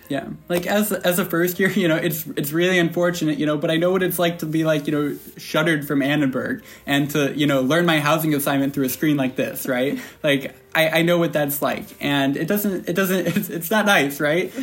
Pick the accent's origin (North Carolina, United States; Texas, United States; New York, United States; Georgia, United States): New York, United States; upstate; I'm from upstate New York, Southland Falls